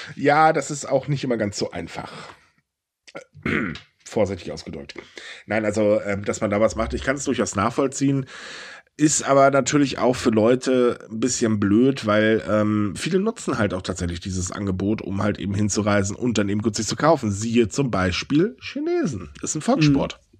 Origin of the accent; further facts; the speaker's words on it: Germany; wir sind Deutsche